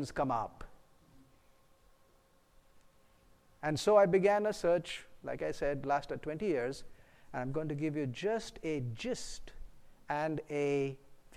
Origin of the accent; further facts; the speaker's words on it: India; moved away; I'm originally from India, a physician